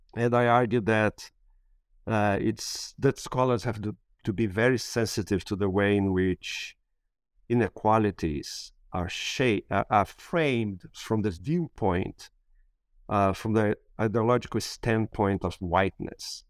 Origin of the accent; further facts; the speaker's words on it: Brasília, Federal District, Brazil; moved away; I was born and raised in Brasília